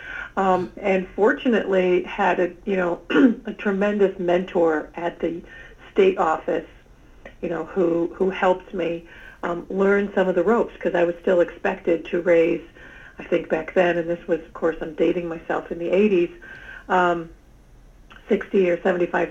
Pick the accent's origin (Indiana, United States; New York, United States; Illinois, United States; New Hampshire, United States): New York, United States; Ithaca; my home, where I grew up in Ithaca, New York